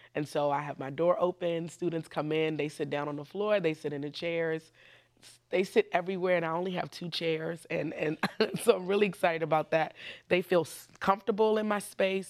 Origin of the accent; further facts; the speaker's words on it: Washington, District of Columbia, United States; I was born right here in Washington, D C. So I'm technically also a, a native Washingtonian.